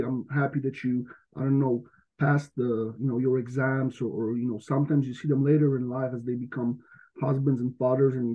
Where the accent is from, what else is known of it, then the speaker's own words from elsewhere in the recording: western Poland, Poland; moved away as an adult; also born or lived in United States; now in Ravensburg, Germany; I'm from Western Poland